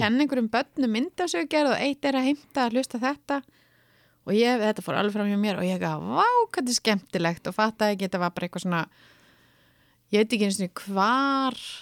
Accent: Reykjavík, Capital Region, Iceland; öll skólaganga frá 6 til 20 var þar

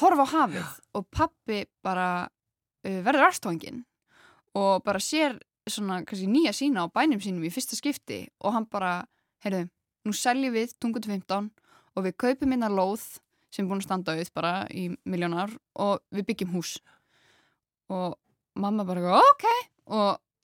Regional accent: Grenivík, Northeastern Region, Iceland; Ég er fætt á uppálegin á Greinivík, sem er rétt hjá Akureyri

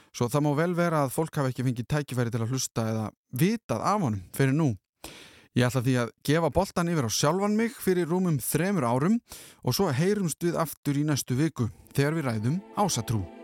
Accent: Iceland; við Íslendingar

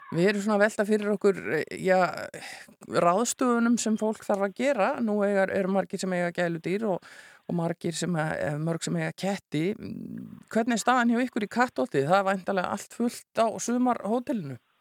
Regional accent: Iceland; við Íslendingar

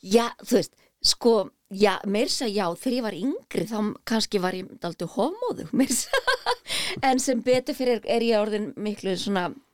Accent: Garðabær, Capital Region, Iceland; ég elst upp í Garðabæ

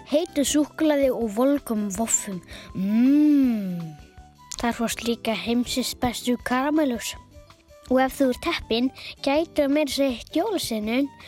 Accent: Akureyri, Northeastern Region, Iceland; og er áttara og ég er frá Akureyri sem er á Norðurlandi eistra.

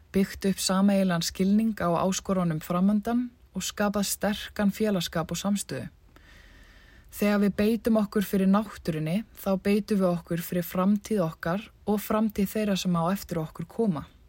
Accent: Iceland; moved away as an adult; eftir rúmt ár frá heimahögum mínum, reykar hugum minn tilbaka til Íslands

